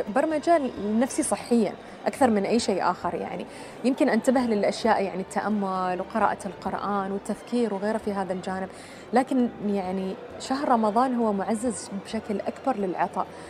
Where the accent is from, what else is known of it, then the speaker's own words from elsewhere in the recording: Oman; نحن عمانيين